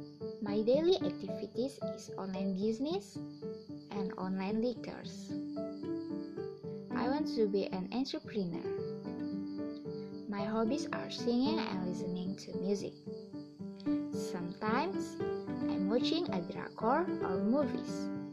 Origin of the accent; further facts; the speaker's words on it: North Kalimantan, Indonesia; English is a second language; now in Berau, Indonesia; I am 24 years old. I am originally from Krian City, North Kalimantan. But now, I live in Brau City, East Kalimantan.